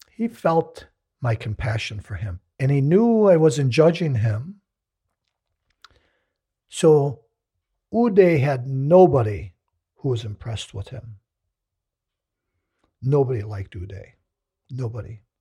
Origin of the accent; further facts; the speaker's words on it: the South, United States; But that was part of the ritual of growing up in the South.